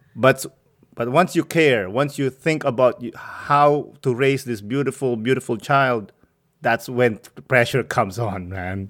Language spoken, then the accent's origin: English; Philippines; I'm Filipino